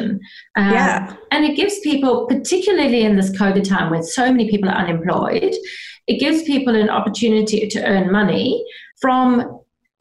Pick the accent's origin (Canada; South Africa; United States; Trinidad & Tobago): South Africa; moved away as an adult; now in Australia; I grew up in South Africa, and I left when I was 21 to go traveling